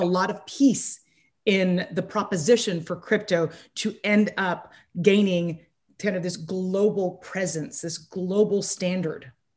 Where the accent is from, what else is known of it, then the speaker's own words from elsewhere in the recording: United States; I'm very American